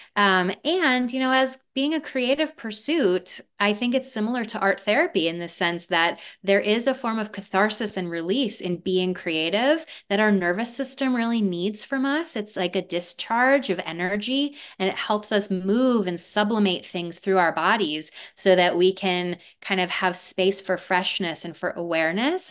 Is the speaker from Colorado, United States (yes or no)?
yes; Aspen, Colorado, United States; also born or lived in Harlem, New York; they moved to a little place called Aspen, Colorado. And that is where I was raised